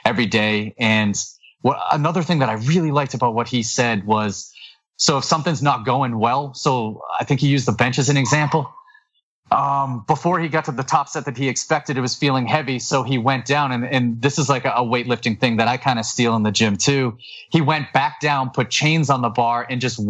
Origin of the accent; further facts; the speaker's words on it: New England, United States; I'm from New England